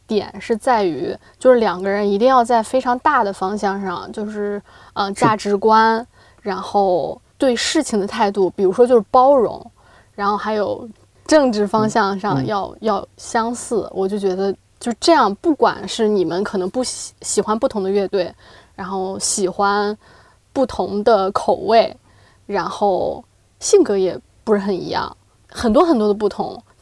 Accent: China; also born or lived in Chicago, United States; 我们编剧课就我一个中国人啊

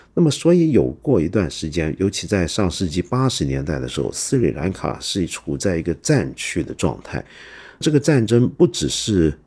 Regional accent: Hong Kong; 我身为香港人

